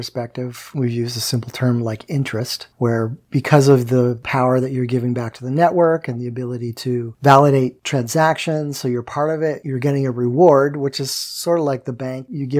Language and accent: English; Canada; I'm Canadian, so you can say whatever you want.